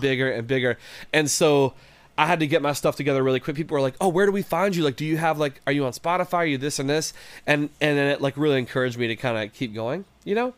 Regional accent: West Virginia, United States; moved away as an adult; also born or lived in Detroit area, Michigan; now in Detroit, United States; I'm from West Virginia originally. So I grew up in the Mountain State, uh, in West Virginia

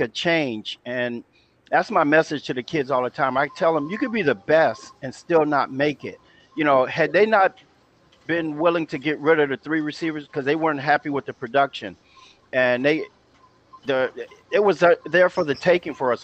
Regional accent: Los Angeles, California, United States; also born or lived in San Antonio, Texas; moved to Los Angeles about the third grade

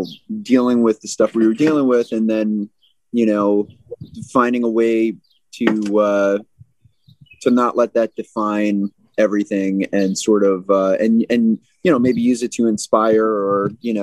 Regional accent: New York City, New York, United States; We're from New York City, and we like to keep it positive and inspiring.

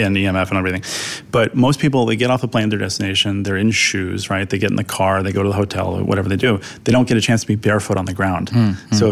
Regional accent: New York City, New York, United States; also born or lived in Dumbo, Brooklyn; I grew up in Manhattan my whole life. I was in Soho

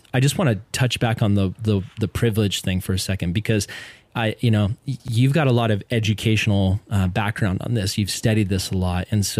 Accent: Tennessee, United States; I grew up in East Tennessee, and I went to mostly white schools

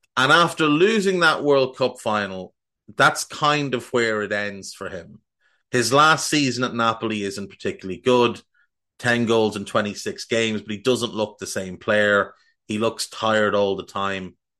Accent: Ireland; I'm Irish, and that's how we say it

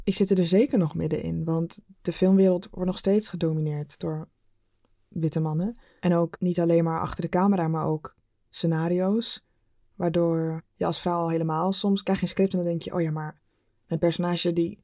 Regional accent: Rotterdam, South Holland, Netherlands; moved away as an adult; also born or lived in Arnhem; now in Amsterdam, Netherlands; ik kom uit Rotterdam. Maar ik had vier jaar in Arnhem gestudeerd

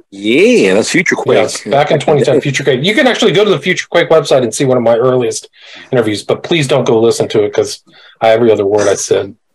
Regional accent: Omaha, Nebraska, United States; also born or lived in California; now in Los Angeles, United States; I was actually born in Omaha, Nebraska.

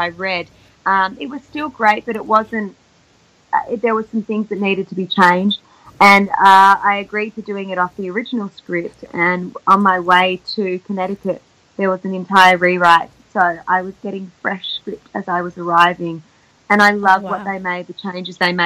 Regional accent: Australia; accent: Australian; when I'm surrounded around the Aussies, you can probably tell my accent's really thick

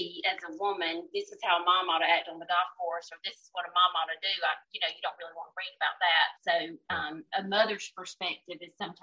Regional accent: Lincolnton, Georgia, United States; I grew up in Lincoln, Georgia, right outside McCormick.

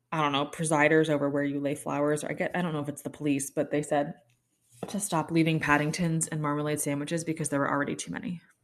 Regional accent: United States; I'm an American, I know, but I'm twenty percent English

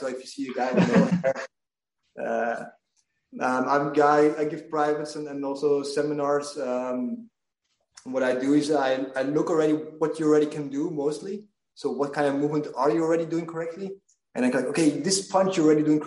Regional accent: Belgium; I'm from Belgium

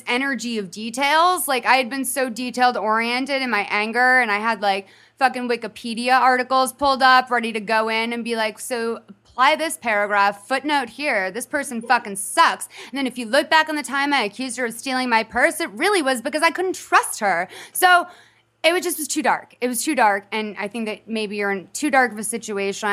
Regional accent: Massachusetts, United States; an Irish Catholic girl growing up in Massachusetts.

